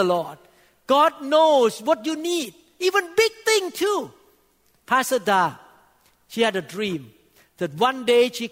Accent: Thailand; English is a second language; moved away as an adult; also born or lived in Seattle, United States; now in United States

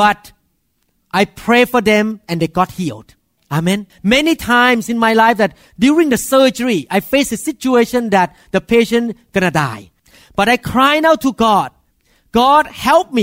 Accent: Thailand; moved away; as a Thai man, I grew up in Thailand

